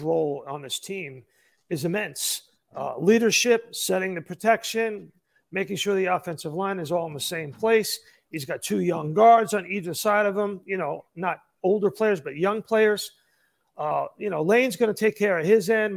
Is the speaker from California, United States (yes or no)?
no; New York, United States; I grew up in New York